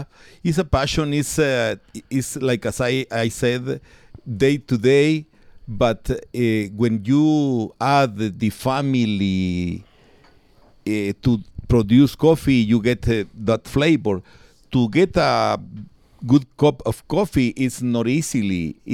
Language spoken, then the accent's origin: English; Palencia, Castile and León, Spain; English is a second language; Yes. I born in 1964. I born from very, very poor people. My mom doesn't read, doesn't write. My father was a natural agriculture. He works in a farm here.